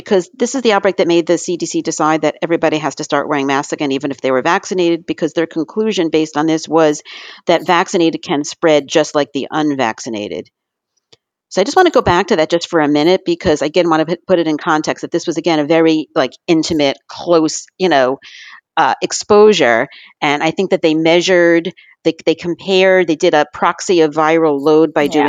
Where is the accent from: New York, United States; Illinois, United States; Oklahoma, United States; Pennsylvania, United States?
New York, United States; I'm from New York